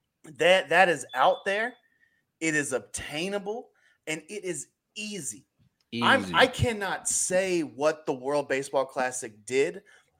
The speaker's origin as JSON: {"language": "English", "country": "United States", "said": "as American baseball fans"}